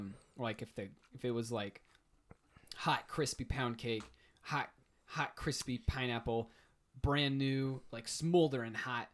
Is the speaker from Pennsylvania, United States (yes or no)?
no; Missouri, United States; moved away; I'm from Missouri.